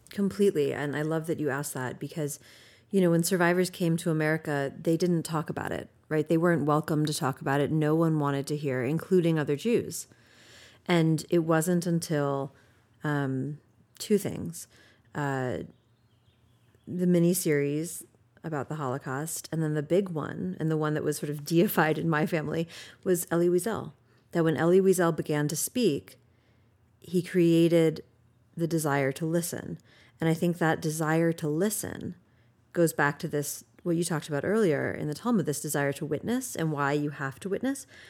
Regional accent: United States; as an American

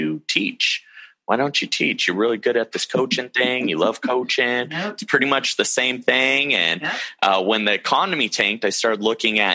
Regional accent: Modesto, California, United States; also born or lived in San Luis Obispo, California; Born and raised in Modesto, California, and still in Modesto, California

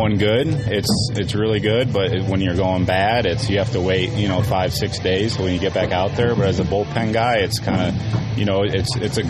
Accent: Midwest, United States; moved away; growing up in, you know, the Midwest and cold weather

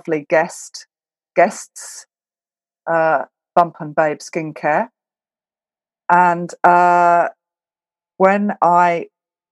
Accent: Scotland, United Kingdom; now in Belgium; I'm from Scotland

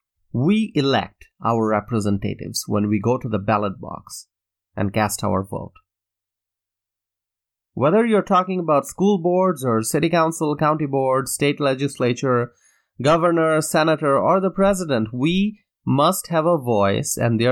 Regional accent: Wisconsin, United States; In my home state of Wisconsin, for those who do not know, 2016 was the first time in over three decades that a GOP presidential candidate won the state.

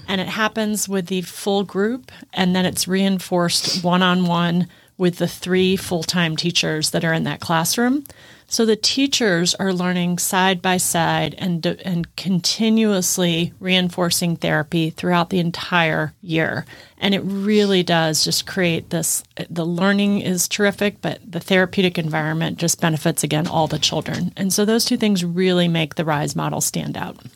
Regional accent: Midwest, United States; moved away as an adult; also born or lived in East Coast; now in Texas, United States; I grew up in the Midwest

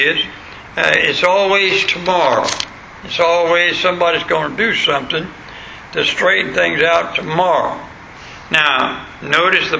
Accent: West Florida, United States; moved away; where I was born in West Florida

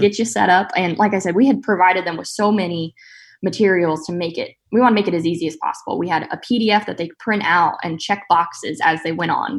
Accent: Central Valley of California, United States; now in Saint Joseph, United States; I grew up actually in the Central Valley of California on my family's row crop farm

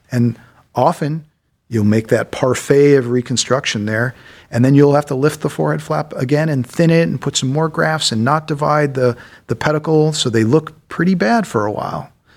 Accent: Solon, Ohio, United States; I grew up mostly in Solon, Ohio. So I'm a local boy

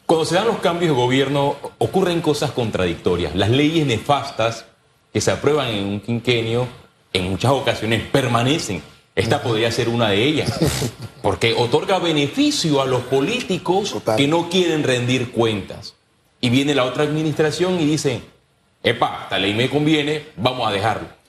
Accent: Puerto Armuelles, Chiriquí, Panama; en el circuito donde, nací

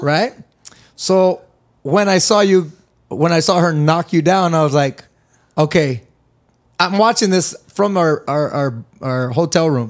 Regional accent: California, United States; I grew up in California.

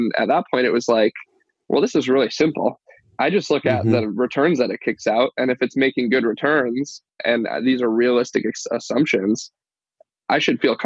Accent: Detroit, Michigan, United States; I grew up in Michigan, Metro Detroit, Southeast Michigan.

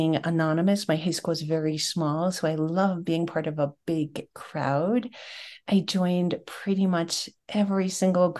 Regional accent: Long Island, New York, United States; I grew up on Long Island

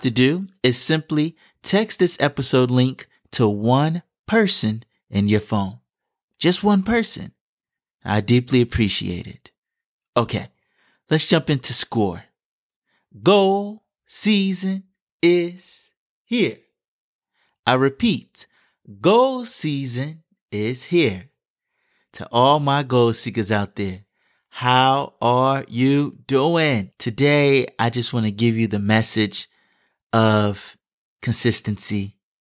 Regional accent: Atlanta, Georgia, United States; moved away; my time growing up in Atlanta

